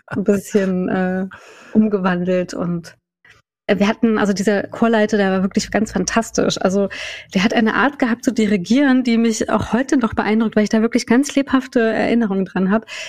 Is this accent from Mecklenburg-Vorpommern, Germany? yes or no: no; Saxony-Anhalt, Germany; ich komme ja aus Sachsen-Anhalt